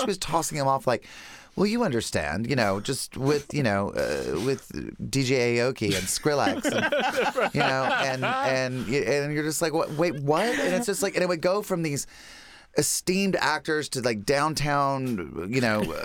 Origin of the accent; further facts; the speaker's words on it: Lincolnton, North Carolina, United States; moved away; I'm from Lincolnton, North Carolina